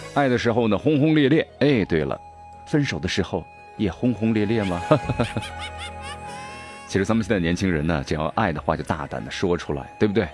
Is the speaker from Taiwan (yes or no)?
no; Sichuan, China; accent: Sichuanese; 用咱们四川话说